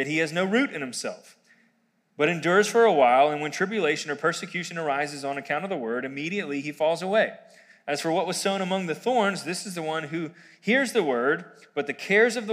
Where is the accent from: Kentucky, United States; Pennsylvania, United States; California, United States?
Pennsylvania, United States; Quarryville; I grew up here in Quarryville, and I went to Quarryville Middle School, elementary, middle, and high school, actually.